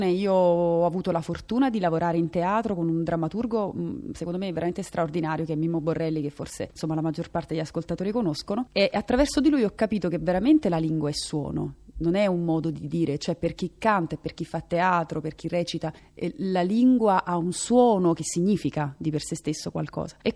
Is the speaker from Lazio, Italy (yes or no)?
no; Naples, Campania, Italy; io sono napoletana